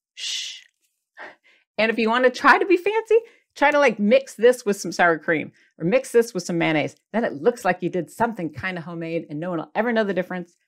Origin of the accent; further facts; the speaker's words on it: Michigan, United States; now in California, United States; I'm from Michigan, and we had Chi Chi's restaurant